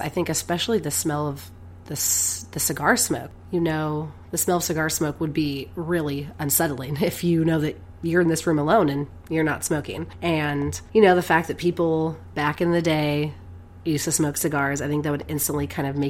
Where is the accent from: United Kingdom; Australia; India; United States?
United States; Eureka; In the house that I grew up in Eureka, I remember getting weird vibes around a particular area in our garage.